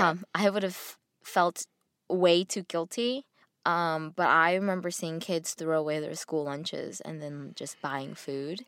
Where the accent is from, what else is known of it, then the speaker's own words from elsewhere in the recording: United States; growing up Asian in America